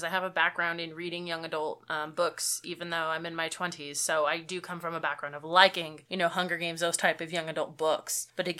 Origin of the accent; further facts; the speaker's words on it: San Francisco, California, United States; Yeah, so I'm from San Francisco, California